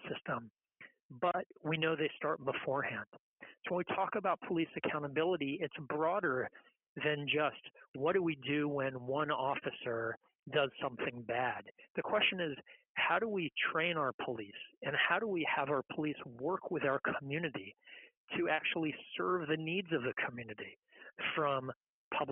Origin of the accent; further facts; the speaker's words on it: Gainesville, Florida, United States; now in Tampa, United States; We have native Floridians like myself. I'm not born and raised in Tampa, but in Gainesville, a couple hours up the road